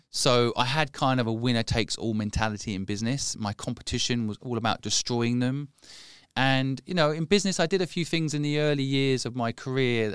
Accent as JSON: {"language": "English", "region": "England", "country": "United Kingdom", "said": "I am English"}